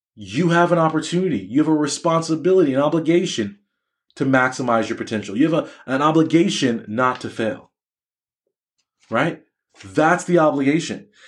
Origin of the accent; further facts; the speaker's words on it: United States; I'm an American, an American Black male physician.